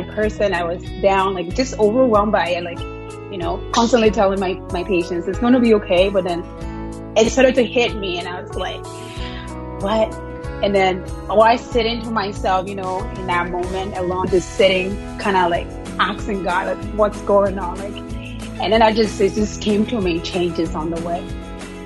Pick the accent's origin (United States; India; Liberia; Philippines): Liberia; moved away as an adult; now in Canada; I'm from, like, born and raised in Liberia, West Africa.